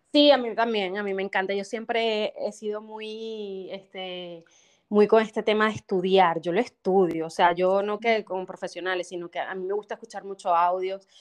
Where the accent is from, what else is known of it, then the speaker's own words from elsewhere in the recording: Venezuela; moved away as an adult; now in United States; las venezolanas